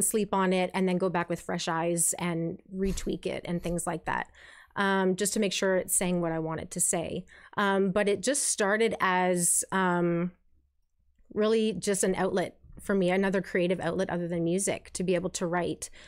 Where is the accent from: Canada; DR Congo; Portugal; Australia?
Canada; St. Catharines, Ontario; also born or lived in Kitchener-Stratford area, Ontario; Born and raised in St. Catharines here. I've lived in the Niagara region for most of my life